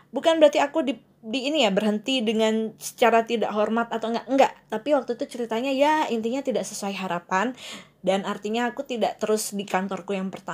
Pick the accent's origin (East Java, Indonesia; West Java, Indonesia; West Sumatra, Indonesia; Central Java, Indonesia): East Java, Indonesia; Malang; now in Jakarta, Indonesia; antara aku kembali lagi ke kota aku yang tercinta kota Malang atau aku survive di sini kayak aku harus uh, bertahan di sini dan cari kerjaan yang baru lagi di Jakarta lagi